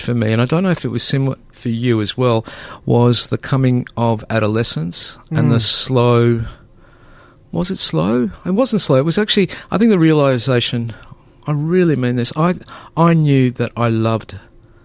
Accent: Melbourne, Victoria, Australia; born or raised there; first language Greek; English is a second language

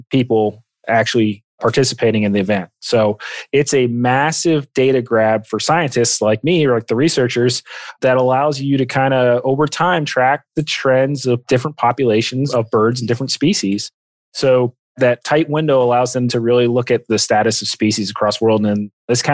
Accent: Allentown, Pennsylvania, United States; now in Kentucky, United States; I grew up in Allentown, Pennsylvania, which is about an hour outside of Philadelphia

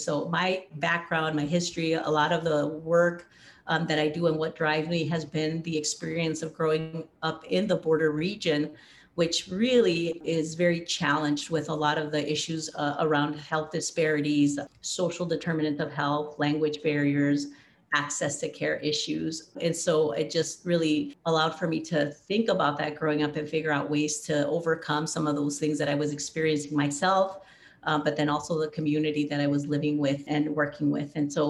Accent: Nogales, Arizona, United States; also born or lived in California; I grew up in Nogales, Arizona, which is right on the Mexican-American border, and I grew up there. My family is from Mexico, from Sonora, so it's the northernmost state of Mexico. So we ended up moving there because I was actually born in California.

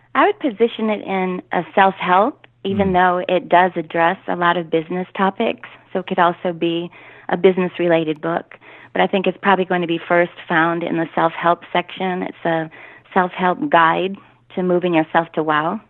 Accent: Michigan, United States; moved away as an adult; now in Texas, United States; I am actually from Michigan, come from a large Catholic family

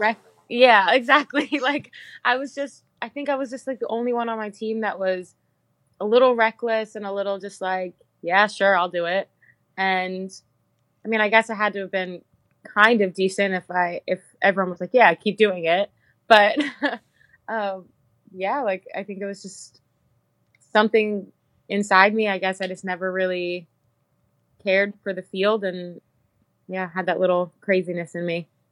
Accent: Bel Air, Maryland, United States; moved away as an adult; now in Iceland; I'm from Bel Air, Maryland.

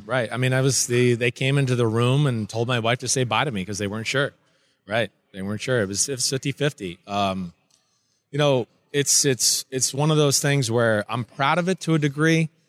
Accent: New Jersey, United States; I grew up in New Jersey, where we're full of jerks and, you know, up yours and shut the F up.

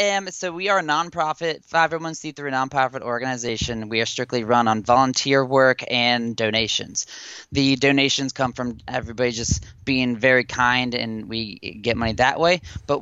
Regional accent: Cincinnati, Ohio, United States; moved away as an adult; now in Louisville, United States; I am originally from Cincinnati, Ohio, kind of the tri-state area on the river there, and between Ohio, Indiana, and Kentucky. And I have moved to Louisville, Kentucky now, about a year and odd months ago.

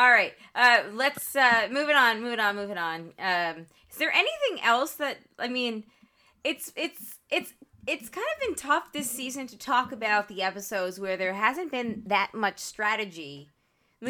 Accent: Long Island, New York, United States; accent: Long Island; moved away; also born or lived in North Carolina; I love my Long Island accent, but like it is very strong

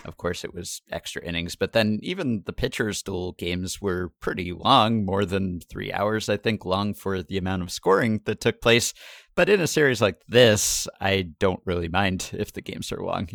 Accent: New York, United States; as a New Yorker and a former Yankee fan

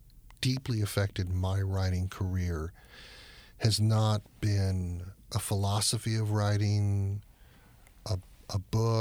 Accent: Miami, Florida, United States; I'm a Miami guy

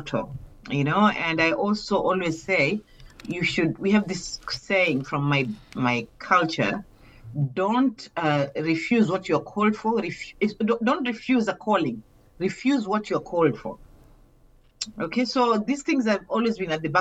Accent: Mombasa, Mombasa County, Kenya; I come from Kenya, but I come from Mombasa

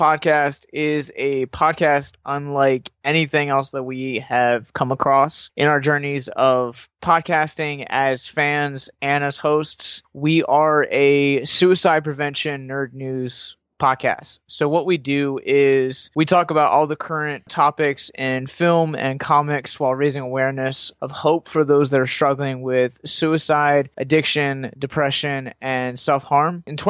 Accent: Baltimore, Maryland, United States; So I grew up in Baltimore, and my family, my mom's side of the family, is in Hanover, Pennsylvania

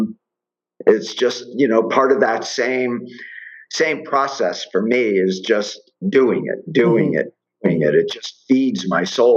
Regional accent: Miami, Florida, United States; now in Colorado, United States; growing up in Miami and working on Miami Beach for years

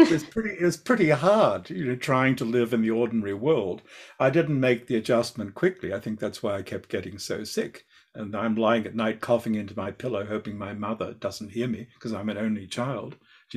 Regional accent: Australia; So, you know, I'm an Australian. I mean, we're outdoor people

